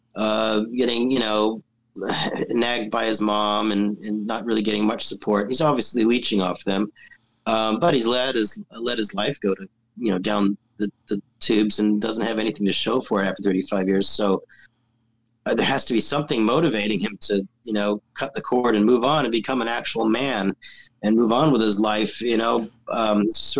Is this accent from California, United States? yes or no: yes; California, United States; I'm from California